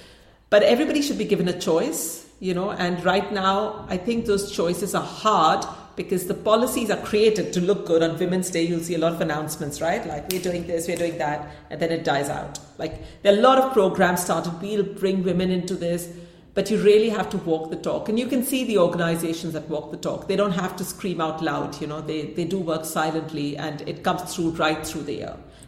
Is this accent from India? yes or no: yes; India; because obviously I come from India, like whatever.